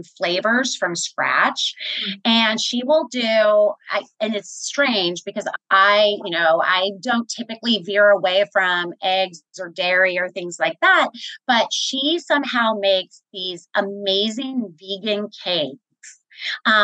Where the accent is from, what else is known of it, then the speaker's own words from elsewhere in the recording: Kansas City, Missouri, United States; moved away as an adult; I was born and raised in Kansas City, Missouri. I'm a Midwesterner, spent all of my career in Kansas City